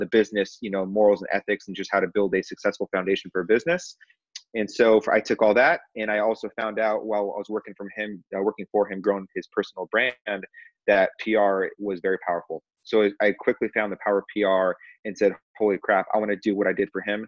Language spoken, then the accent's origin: English; Corona, California, United States; I grew up in Southern California, a town called Corona